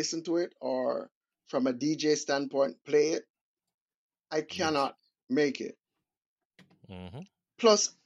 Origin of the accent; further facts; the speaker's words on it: Jamaica; moved away; originally from Jamaica.